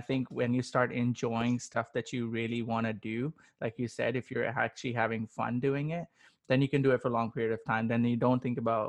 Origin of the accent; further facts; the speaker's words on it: Pakistan; I come from Pakistan, born and raised